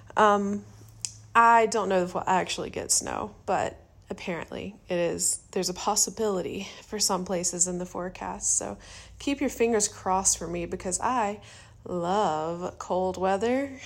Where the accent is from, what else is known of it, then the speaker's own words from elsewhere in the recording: Georgia, United States; I've only ever lived in the South